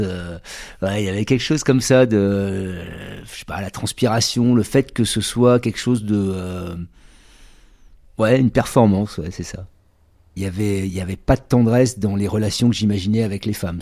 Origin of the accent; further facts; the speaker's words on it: Bordeaux, Nouvelle-Aquitaine, France; je suis originaire de Bordeaux